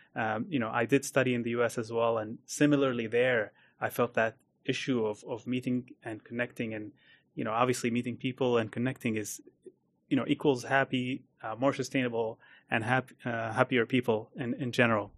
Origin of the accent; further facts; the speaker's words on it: Abu Dhabi, United Arab Emirates; also born or lived in United States; I grew up in Abu Dhabi